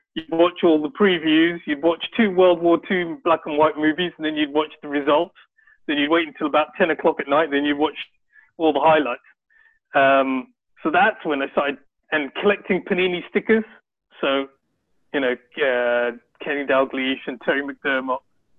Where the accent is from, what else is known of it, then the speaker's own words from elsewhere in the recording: London, United Kingdom; I was born and brought up in London